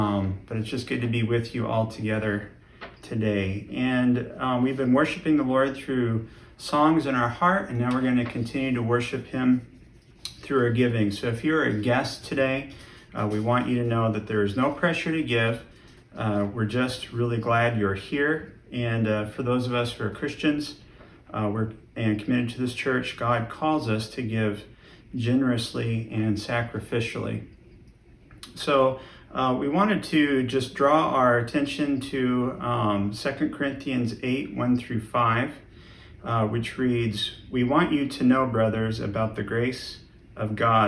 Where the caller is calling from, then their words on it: Marshalltown, Iowa, United States